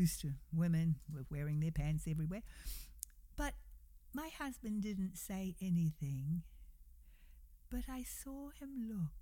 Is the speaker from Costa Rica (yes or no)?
no; New Zealand; now in United States; we, come from New Zealand, and we would go back frequently to see family